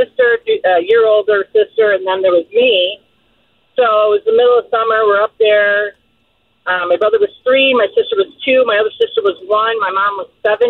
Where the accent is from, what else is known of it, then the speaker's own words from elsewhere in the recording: Detroit, Michigan, United States; I grew up in Detroit, Michigan